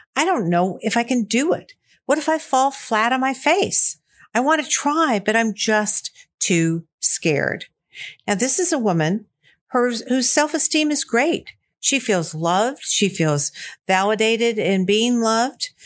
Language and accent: English; Columbia, Missouri, United States; I grew up in Missouri, Columbia, Missouri, to be exact